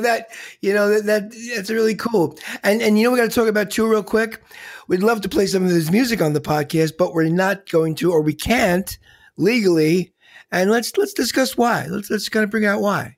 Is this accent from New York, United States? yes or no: yes; New York, United States; being a New Yorker